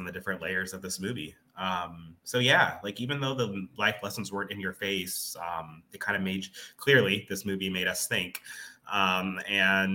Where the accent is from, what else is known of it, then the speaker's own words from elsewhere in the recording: Arizona, United States; moved away; I'm from Arizona